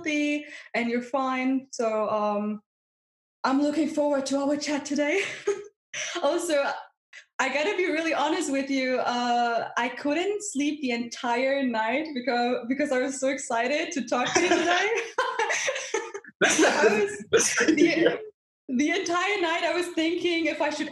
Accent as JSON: {"language": "English", "country": "Germany", "said": "I'm from Germany"}